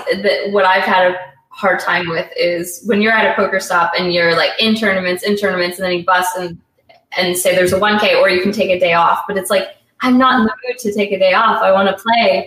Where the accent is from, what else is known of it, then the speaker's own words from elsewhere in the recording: Canada; being Canadian